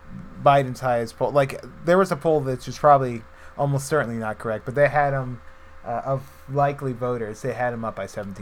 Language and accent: English; Missouri, United States; The idea that, I'm from Missouri, the show me state.